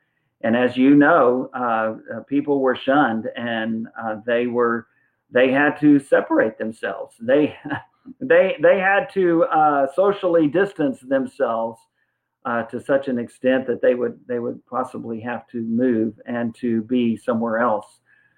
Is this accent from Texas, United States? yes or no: yes; San Antonio, Texas, United States; And I was raised in San Antonio in a Lackland Terrace Church of Christ in high school and for several years after Joyce and I were married.